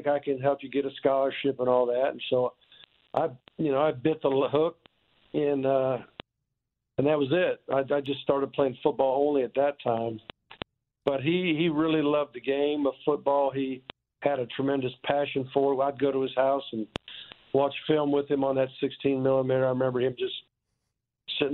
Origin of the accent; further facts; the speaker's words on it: Omaha, Nebraska, United States; I was born in Omaha